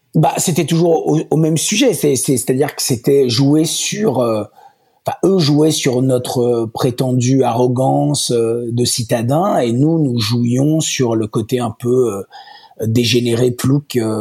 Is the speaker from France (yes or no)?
no; Walloon Brabant, Wallonia, Belgium; also born or lived in Ardennes; now in Brussels, Belgium; j'ai pas grandi là-bas parce que mes parents n'habitaient pas vraiment Bruxelles. Ils habitaient à, à 20, 20, 30 km de Bruxelles, dans le Brabant wallon, autour de Wavre, Rixensart